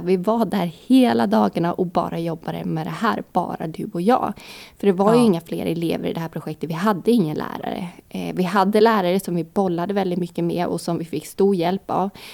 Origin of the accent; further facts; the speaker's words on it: Vimmerby, Kalmar County, Sweden; jag är från Vimmerby